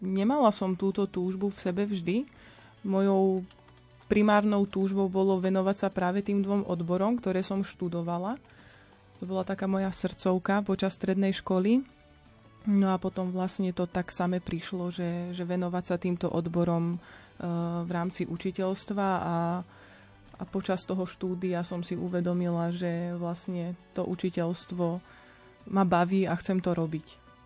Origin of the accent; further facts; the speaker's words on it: Nová Bošáca, Trenčín Region, Slovakia; ja som e, z Novej Bošáce, to je malebná dedinka v Bielých Karpatoch. E, je to vlastne novomeský okres.